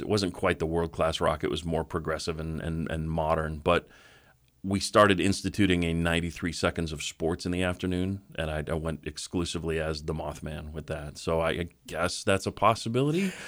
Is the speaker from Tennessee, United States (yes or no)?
no; Boulder, Colorado, United States; a radio station I grew up listening to in Boulder, Colorado